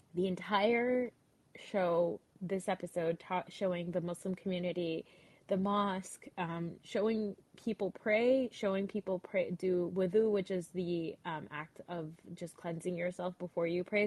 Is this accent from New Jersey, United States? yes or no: yes; New Jersey, United States; I am a Pakistani American girl from New Jersey